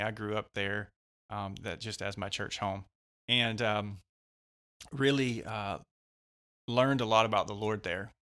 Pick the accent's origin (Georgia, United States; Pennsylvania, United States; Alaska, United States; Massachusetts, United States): Georgia, United States; West; also born or lived in Mississippi; I've lived in Georgia most of my life here, right around the West Georgia area.